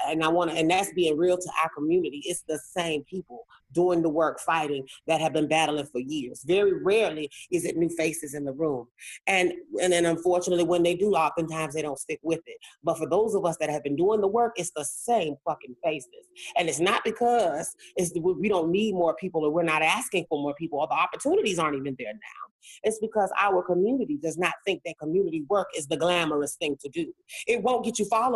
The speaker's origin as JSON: {"language": "English", "region": "South Carolina", "country": "United States", "moved": "as an adult", "lives_now": "Atlanta, United States", "said": "I'm from South Carolina"}